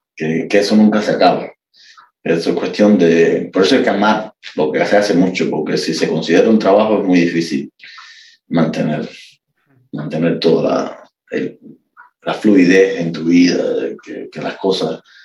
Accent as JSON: {"language": "Spanish", "region": "Havana", "country": "Cuba", "tie": "born or raised there", "also_born_or_lived": "Miami, United States", "moved": "as an adult", "lives_now": "United States", "said": "soy oriundo de un pueblito en el este de La Habana llamado Bojimar"}